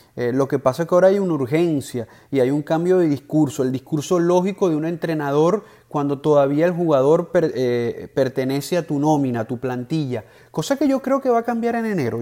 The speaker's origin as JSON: {"language": "Spanish", "country": "Venezuela", "said": "Yo como venezolano"}